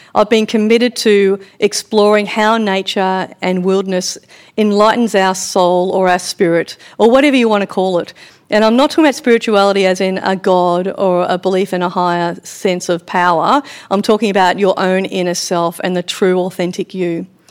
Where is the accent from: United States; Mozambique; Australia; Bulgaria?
Australia; Victoria; growing up on a farm in Victoria